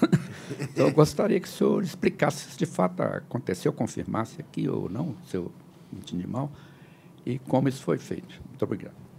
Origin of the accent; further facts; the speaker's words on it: Minas Gerais, Brazil; moved away as an adult; eu sou mineiro.